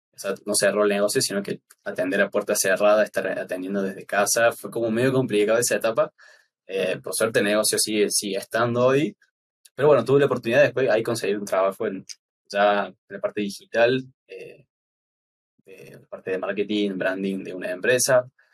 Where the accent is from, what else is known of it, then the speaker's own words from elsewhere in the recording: Córdoba, Argentina; soy diseñador gráfico de acá de Córdoba, Argentina